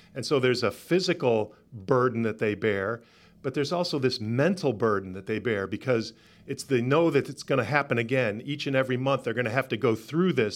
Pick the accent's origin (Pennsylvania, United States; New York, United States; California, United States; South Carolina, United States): New York, United States; Rochester; moved away; also born or lived in Atlanta; I'm originally from Rochester, New York